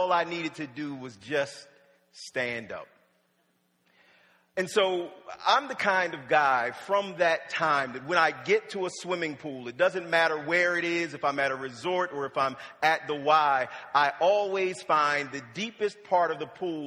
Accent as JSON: {"language": "English", "town": "Wilmington", "region": "Delaware", "country": "United States", "tie": "born or raised there", "also_born_or_lived": "Norfolk, Virginia"}